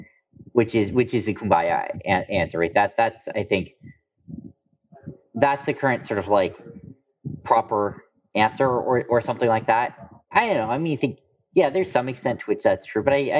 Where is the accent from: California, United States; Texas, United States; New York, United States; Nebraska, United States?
California, United States; Bay Area; moved away as an adult; Giants were my hometown team growing up